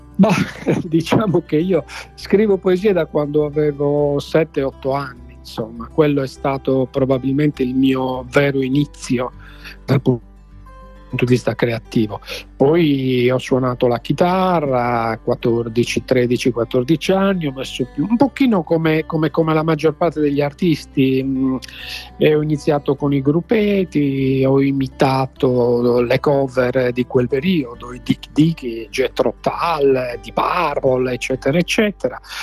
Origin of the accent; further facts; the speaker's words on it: Nuoro, Sardinia, Italy; io sono di Nuoro